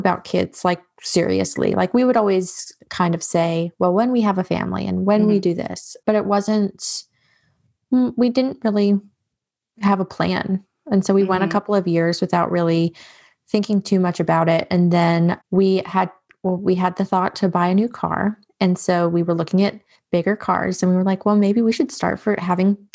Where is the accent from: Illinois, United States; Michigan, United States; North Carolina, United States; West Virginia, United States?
North Carolina, United States; also born or lived in New York; I was born in New York. And so my family is, I always say I'm a Yankee raised in the South because I was very much raised with like Yankee mentality, but it was in North Carolina that I was really raised